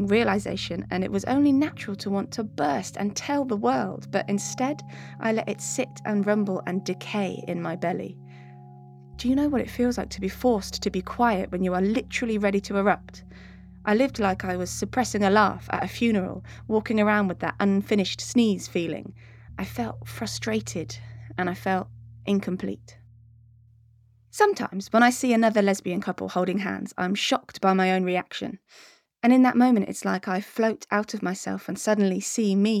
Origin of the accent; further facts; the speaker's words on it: Devon, South West England, United Kingdom; Being gay was so unspoken of growing up in Devon in the 90s